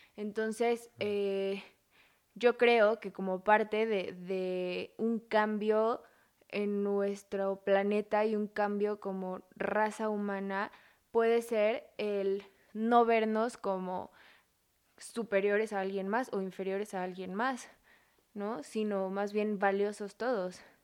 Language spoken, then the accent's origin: Spanish; Mexico; como mexicanos